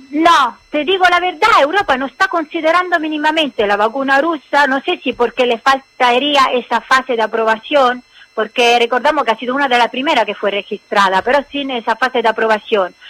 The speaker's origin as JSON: {"language": "Spanish", "country": "Italy", "second_language": "Spanish", "said": "nosotros somos italianos"}